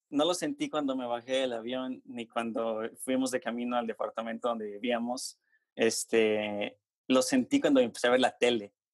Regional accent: Nuevo León, Mexico; born there; also born or lived in Honduras / Toluca; Sí, nací en México, en Nuevo León, pero, este, digamos, solo estuve ahí como tres meses en lo que mis papás iban de vuelta a Honduras.

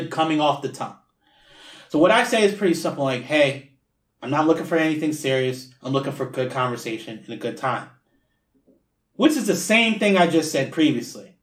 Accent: New Jersey, United States; moved away; I'm originally from New Jersey

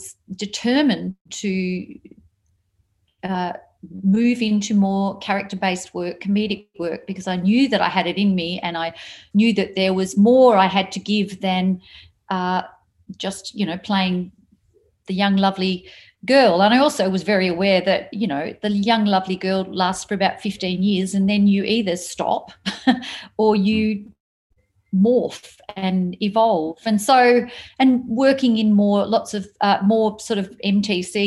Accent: Papua New Guinea; born or raised there; moved away; also born or lived in Australia

